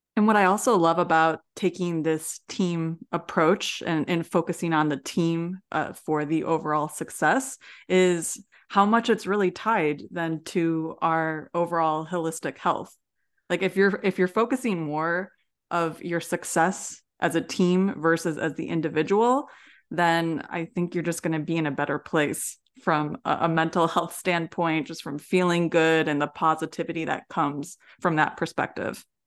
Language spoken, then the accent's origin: English; Midwest, United States; growing up in the Midwest